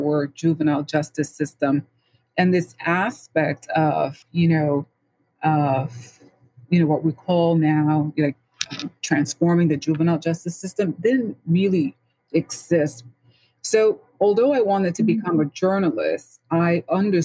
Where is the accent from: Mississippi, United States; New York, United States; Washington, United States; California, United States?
New York, United States; New York City; I was born and raised in the Bronx, St. Lawrence